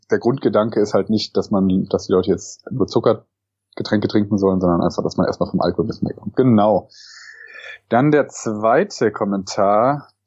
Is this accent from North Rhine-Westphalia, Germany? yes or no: yes; Cologne, North Rhine-Westphalia, Germany; ich bin wie gesagt 30. Genau. Ich komme auch aus dem Kölner Raum. Ich komme sogar aus Köln.